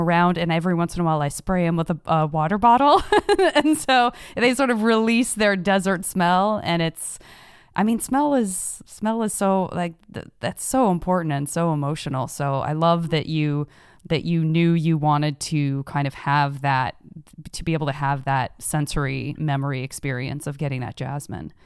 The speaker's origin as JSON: {"language": "English", "town": "Tucson", "region": "Arizona", "country": "United States", "moved": "yes", "said": "I'm originally from Tucson, Arizona"}